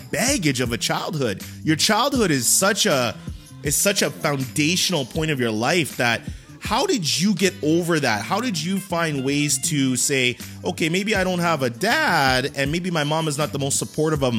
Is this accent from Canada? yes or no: yes; Canada; I'm Canadian